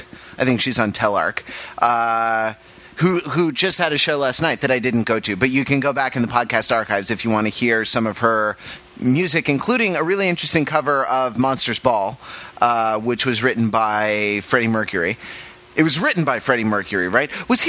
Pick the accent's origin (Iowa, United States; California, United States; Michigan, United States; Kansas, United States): California, United States; Santa Monica; I am from Santa Monica, California, a stone's throw from Hollywood.